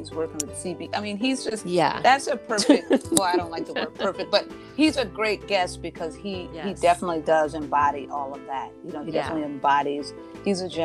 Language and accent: English; Three Rivers, Michigan, United States; moved away as an adult; also born or lived in Minneapolis, Minnesota; in my hometown of Three Rivers, Michigan